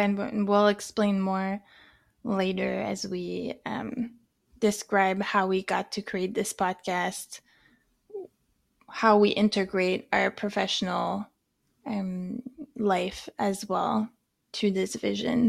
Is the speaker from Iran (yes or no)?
no; France; accent: French; moved away; also born or lived in Canada; I'm both from France, maybe you can hear it in the way that I speak, and I'm also Canadian